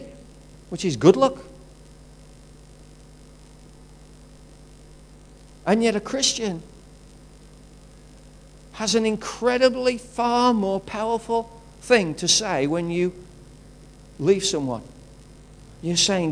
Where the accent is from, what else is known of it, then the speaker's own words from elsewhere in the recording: Wolverhampton, West Midlands, United Kingdom; I'm from Wolverhampton. It just happens that way. It's a place of birth